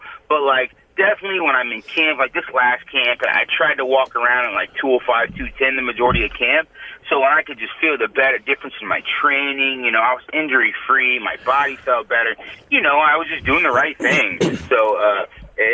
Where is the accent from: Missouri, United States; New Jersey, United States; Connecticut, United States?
Missouri, United States; Liberty; moved away as an adult; also born or lived in St. Louis, Missouri / Colorado / Iowa; now in California, United States; No, I'm from Missouri, actually. I'm a Midwest boy. From a little suburb town out of Kansas City, Missouri, called Liberty.